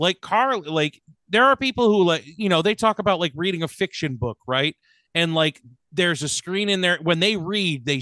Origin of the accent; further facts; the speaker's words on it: Connecticut, United States; growing up in Connecticut